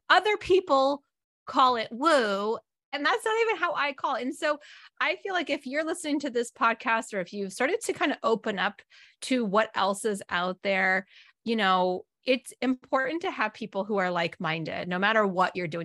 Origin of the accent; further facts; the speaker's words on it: Northern California, United States; I grew up in Northern California